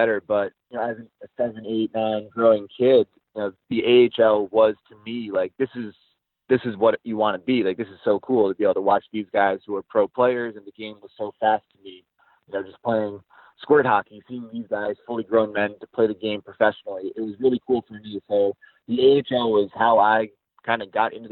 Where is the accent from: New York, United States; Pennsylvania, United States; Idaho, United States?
New York, United States; Latham; moved away; I'm an upstate New York native, born and raised there, a little town called Latham, New York, about a few minutes outside of Albany.